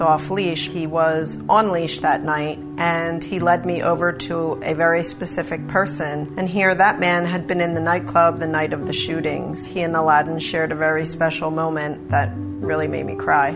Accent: Haddonfield and North Wildwood, New Jersey, United States; I'm from Haddonfield and North Wildwood, New Jersey.

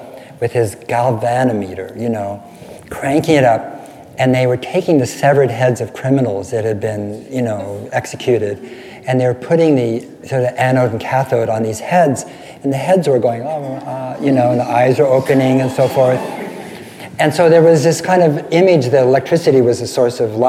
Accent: California, United States; I'm from California

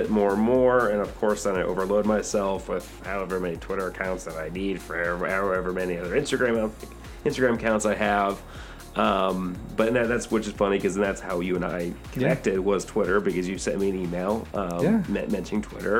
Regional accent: St. Louis, Missouri, United States; I mean, I'm coming from St. Louis. I've done a lot of traveling.

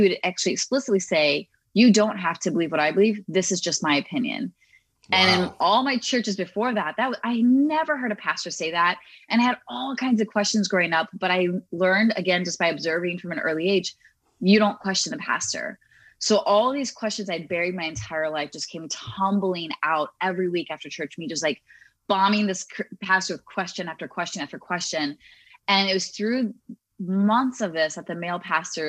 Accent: United States; I grew up in the Baptist community here in the US

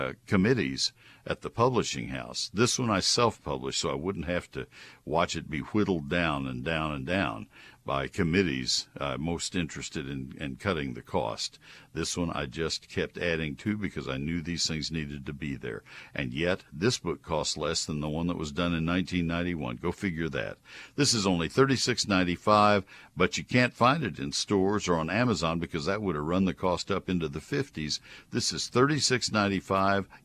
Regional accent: Texas, United States; I love my home state

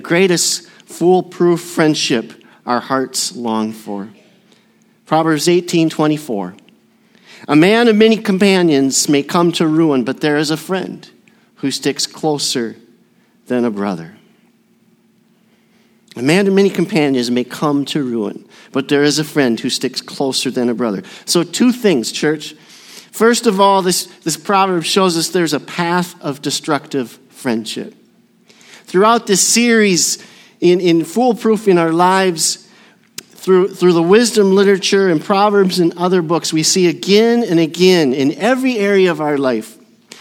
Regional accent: Burnsville, Minnesota, United States; also born or lived in Southern California; I was born in Southern California with the little old ladies from Pasadena. But my dad received a call to the frozen tundra of Minnesota, and so we moved to Burnsville, Minnesota

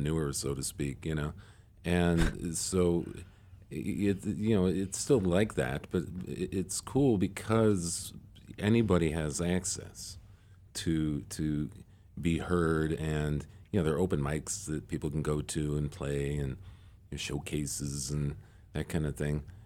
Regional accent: Chicago, Illinois, United States; moved away as an adult; now in Wisconsin, United States; I'm from Chicago

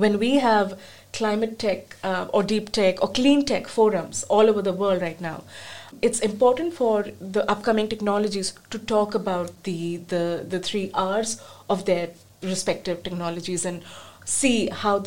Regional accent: India; moved away; I come from India

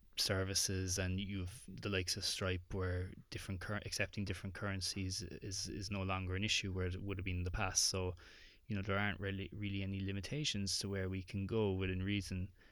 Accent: Ireland; accent: Irish

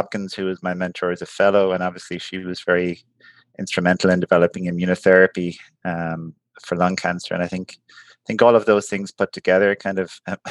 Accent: Ireland; moved away as an adult; now in United States; I grew up in Ireland, and I trained there

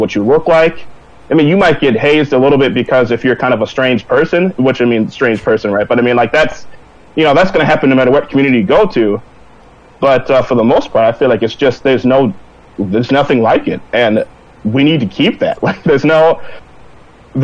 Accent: Minneapolis, Minnesota, United States; I'm from Minneapolis, Minnesota

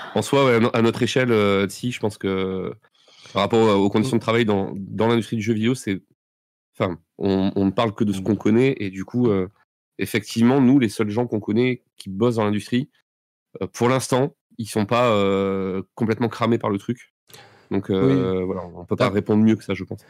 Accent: Bordeaux, Nouvelle-Aquitaine, France; on est bordelais

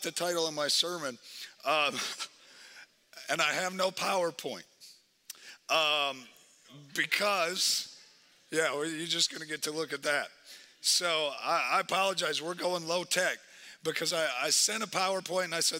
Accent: Wisconsin, United States; now in Twin Cities, United States; I'm from Wisconsin, so just all those teams, all that stuff, I just live in Minnesota.

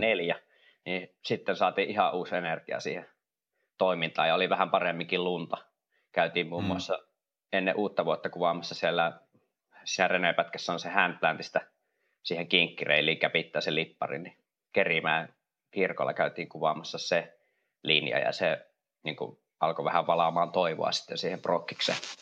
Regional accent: Kuopio, North Savo, Finland; mä oon itse Kuopiosta kotoisin

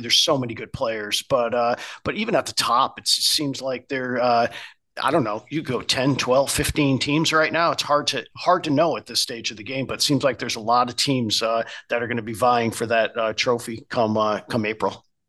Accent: Connecticut, United States; I grew up in Connecticut

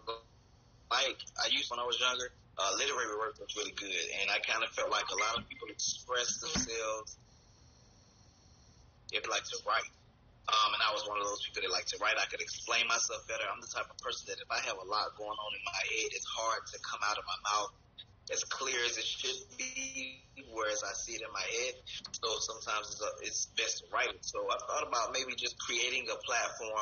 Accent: Montgomery, Alabama, United States; moved away as an adult; also born or lived in Florida; now in Atlanta, United States; where I was born and raised in Montgomery, Alabama

